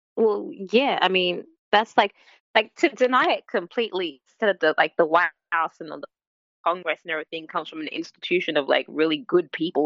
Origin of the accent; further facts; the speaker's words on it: Australia; I'm Australian